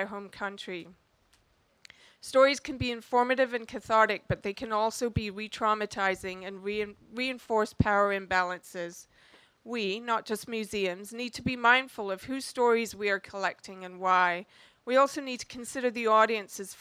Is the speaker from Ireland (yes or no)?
no; India; now in Canada; I'm Indian